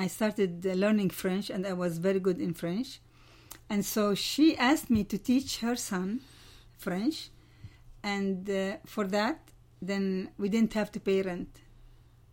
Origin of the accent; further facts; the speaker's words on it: Amman, Amman Governorate, Jordan; also born or lived in Ramallah; I was born in a small town near Jerusalem, Ramallah, but I grew up in Jordan